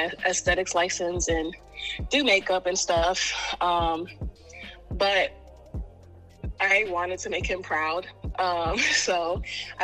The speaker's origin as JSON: {"language": "English", "town": "New York City", "region": "New York", "country": "United States", "tie": "born or raised there", "said": "born and raised in Harlem, New York"}